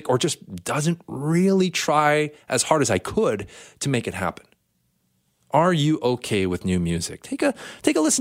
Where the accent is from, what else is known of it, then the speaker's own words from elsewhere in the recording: Canada; Canada, hey, the Queen is still on our money. You know, we come from as a British colony